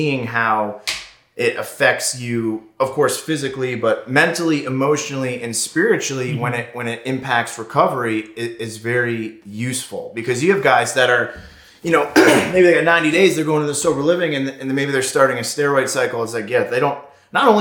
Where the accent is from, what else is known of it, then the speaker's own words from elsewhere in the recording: Southern Connecticut, United States; now in California, United States; Originally from Connecticut, Southern Connecticut, New England area